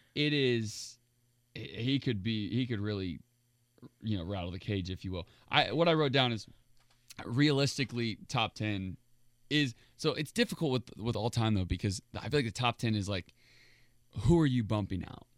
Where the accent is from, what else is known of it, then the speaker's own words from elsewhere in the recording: Indiana, United States; I'm from Indiana